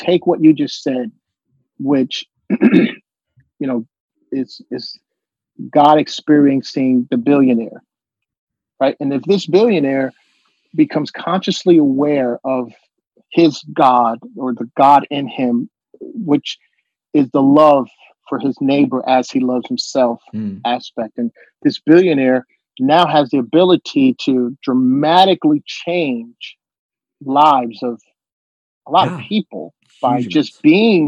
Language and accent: English; United States; We're American